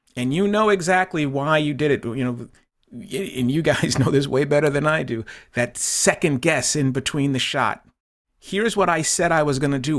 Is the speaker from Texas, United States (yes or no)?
no; Boston, Massachusetts, United States; also born or lived in Plymouth, Massachusetts; growing up in Boston, um, watching the Boston Lobsters on Channel two